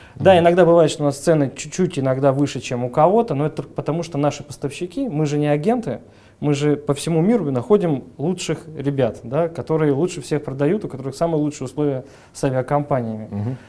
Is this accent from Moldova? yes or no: yes; Chisinau, Moldova; moved away as an adult; also born or lived in Saint Petersburg; now in Russia; родился в мае 1977 -го года в городе Кишинев, угу. тогда еще Молдавская ССР. А, учился там же, закончил школу